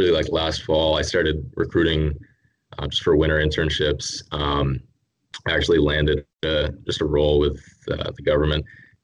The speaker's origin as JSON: {"language": "English", "country": "Canada", "tie": "born there", "also_born_or_lived": "Texas, United States", "said": "I was actually I was born in Canada, and then I lived in Texas for about 10 years."}